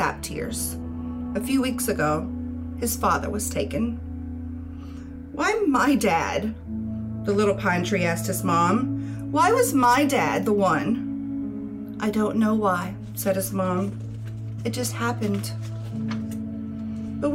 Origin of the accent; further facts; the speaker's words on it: Louisiana, United States; also born or lived in Chicago; now in Florida, United States; I'm in Florida from Louisiana